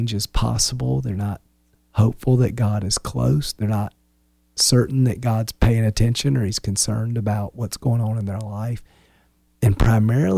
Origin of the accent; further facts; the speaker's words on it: Wilmington, United States; moved away; We're from Wilmington